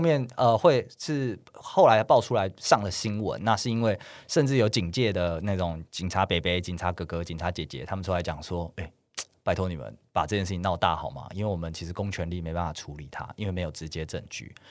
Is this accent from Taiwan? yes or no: yes; Taiwan; 我们是台湾人